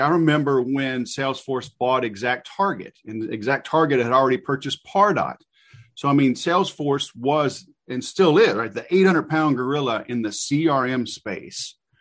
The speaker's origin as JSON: {"language": "English", "region": "Louisiana", "country": "United States", "said": "I'm from Louisiana."}